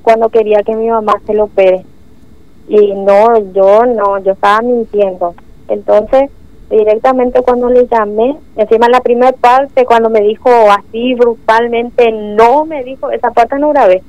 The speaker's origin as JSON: {"language": "Spanish", "town": "Clorinda", "region": "Formosa", "country": "Argentina", "said": "soy de Clorinda"}